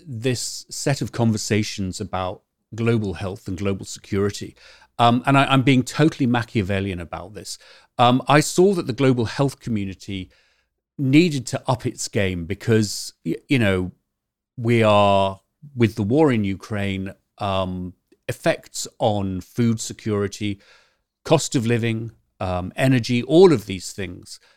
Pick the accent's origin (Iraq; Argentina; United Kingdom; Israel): United Kingdom; also born or lived in Canterbury; now in California, United States; we're both British